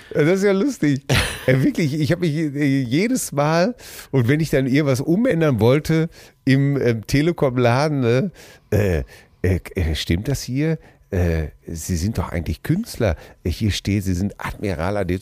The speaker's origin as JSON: {"language": "German", "country": "Germany", "also_born_or_lived": "Hamm", "said": "als Deutscher"}